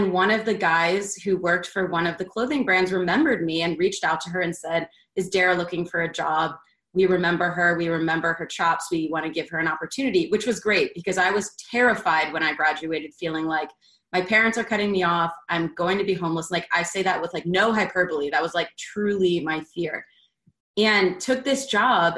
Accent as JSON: {"language": "English", "town": "Baltimore", "region": "Maryland", "country": "United States", "tie": "born or raised there", "also_born_or_lived": "Philadelphia, Pennsylvania", "moved": "yes", "lives_now": "Atlanta, United States", "said": "I grew up originally in Philadelphia and then moved to Baltimore in fifth grade"}